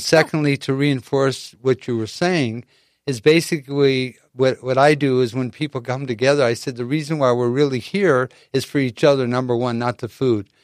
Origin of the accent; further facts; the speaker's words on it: Chicago, Illinois, United States; now in San Diego, United States; in the Midwest growing up in Chicago